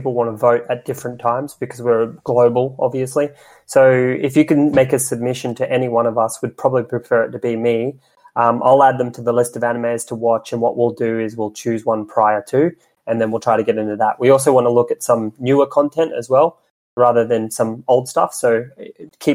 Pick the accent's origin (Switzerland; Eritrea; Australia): Australia; now in London, United Kingdom; I'm Australian